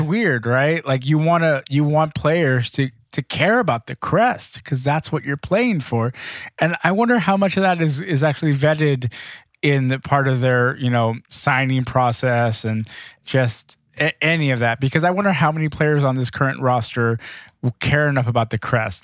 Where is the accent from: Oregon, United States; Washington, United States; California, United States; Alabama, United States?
California, United States; Los Angeles; my hometown Lakers